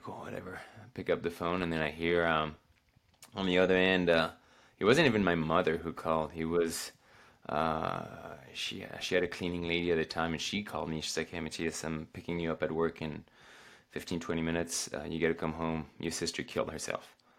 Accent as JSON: {"language": "English", "country": "France", "moved": "yes", "lives_now": "Oregon, United States", "said": "I go back home in the Alps"}